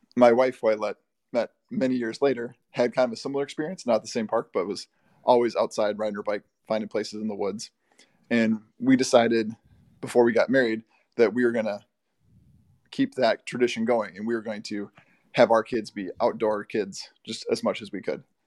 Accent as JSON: {"language": "English", "town": "Bloomington", "country": "United States", "tie": "born or raised there", "said": "I grew up in Bloomington, right next to the very large Highland Park"}